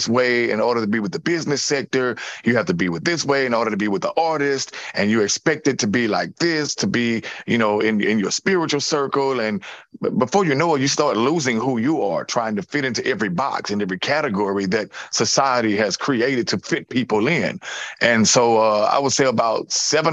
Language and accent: English; Louisiana, United States; also born or lived in New Orleans; I was born in Louisiana, but I choose to be in New Orleans